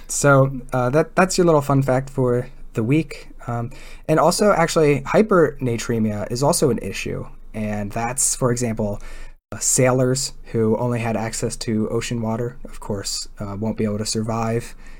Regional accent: Delaware, United States; now in California, United States; I grew up in Delaware

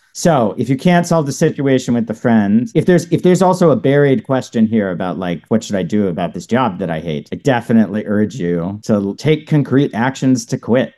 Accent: Knoxville, Tennessee, United States; I grew up in Knoxville, Tennessee

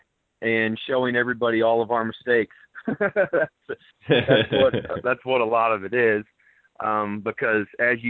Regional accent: Paris, Missouri, United States; moved away as an adult; also born or lived in Springfield, Missouri; now in Iowa, United States; I grew up in Northeast Missouri, around the Mark Twain Lake area, in a real rural community called Paris

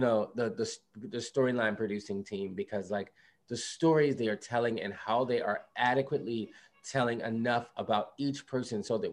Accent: Philadelphia, Pennsylvania, United States; I grew up in West Philadelphia

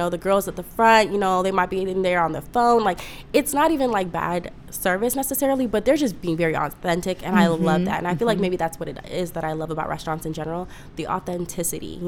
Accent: Ghana; I'm from Ghana, West Africa.

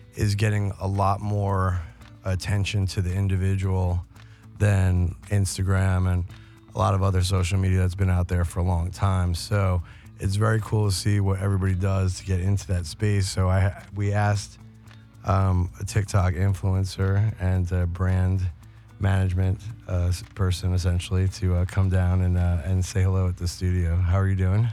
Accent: New York, United States; I grew up in New York

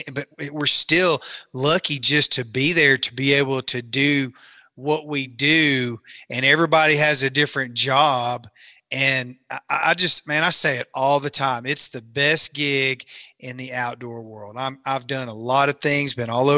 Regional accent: Camden, Tennessee, United States; I grew up on Kentucky Lake, literally was born and raised in Camden, Tennessee

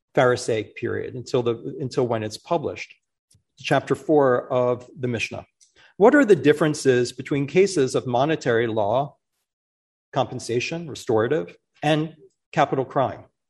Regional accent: Philadelphia, Pennsylvania, United States; It's my hometown. It's always been difficult to be from the city that by far most incarcerates people in this country for a large city. I grew up in that city

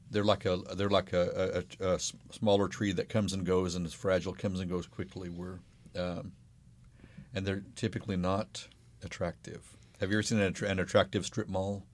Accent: United States; I'm American

